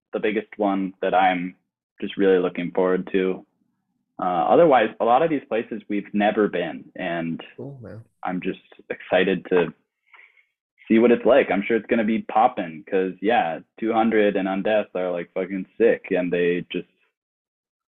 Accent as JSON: {"language": "English", "region": "Midwest", "country": "United States", "said": "I'm from the Midwest"}